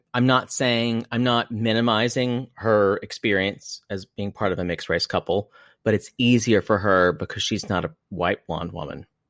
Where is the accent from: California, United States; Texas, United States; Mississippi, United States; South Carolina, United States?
South Carolina, United States; growing up in South Carolina